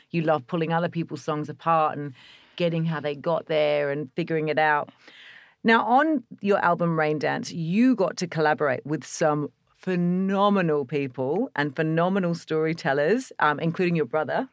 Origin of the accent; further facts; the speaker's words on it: Australia; being Australian